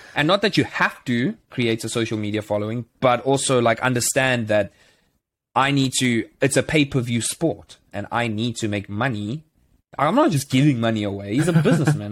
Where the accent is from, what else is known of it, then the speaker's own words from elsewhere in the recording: South Africa; moved away; as a South African